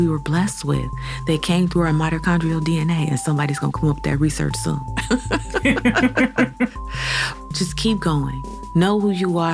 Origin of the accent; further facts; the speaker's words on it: Cleveland, Ohio, United States; As a native Clevelander born and raised on Huff Avenue